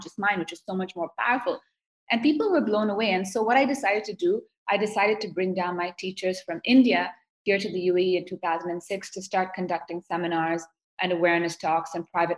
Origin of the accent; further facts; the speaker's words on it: Seoul, South Korea; I grew up in Seoul, South Korea.